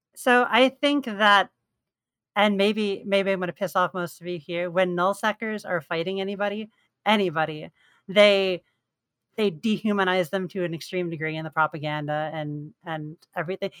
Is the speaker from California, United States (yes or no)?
no; New York, United States; So I'm from New York.